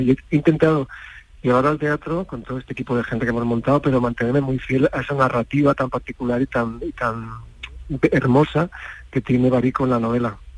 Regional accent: Córdoba, Andalusia, Spain; yo soy cordobés

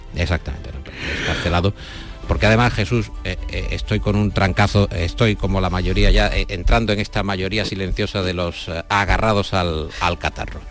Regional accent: Andalusia, Spain; los andaluces que somos con los gallegos los más arraigados a nuestra tierra

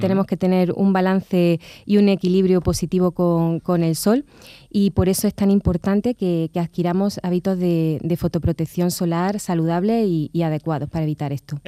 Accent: La Carolina, Andalusia, Spain; soy de La Carolina y allí también ejerzo la dermatología

